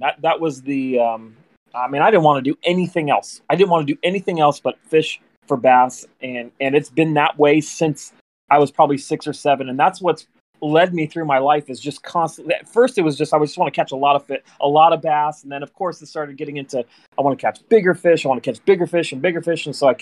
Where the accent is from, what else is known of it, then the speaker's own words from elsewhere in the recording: Northern California, United States; also born or lived in Elk Grove, California; grew up in Cali. I was born in Northern California